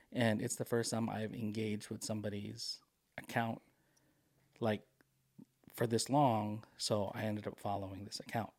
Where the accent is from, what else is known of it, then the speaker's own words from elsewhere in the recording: Philippines; moved away; I am a Filipino immigrant